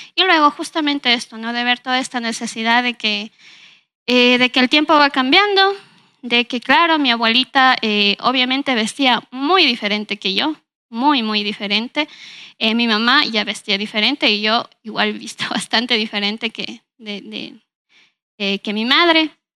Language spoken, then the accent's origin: Spanish; Ambato, Tungurahua, Ecuador; yo nací aquí en la ciudad de Ambato, viví prácticamente toda mi infancia aquí